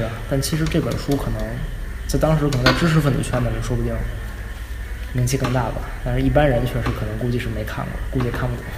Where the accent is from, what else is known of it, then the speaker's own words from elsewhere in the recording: Beijing, China; 我也是一直生在北京，长在北京